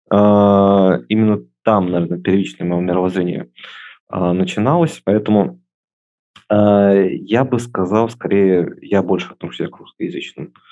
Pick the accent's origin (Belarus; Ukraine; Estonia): Estonia; когда они уже все узнают, что я из Эстонии и что я люблю эту страну